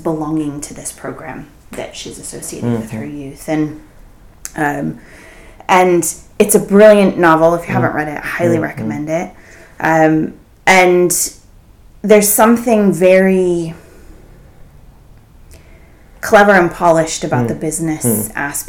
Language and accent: English; San Francisco Bay Area, California, United States; I grew up in the San Francisco Bay Area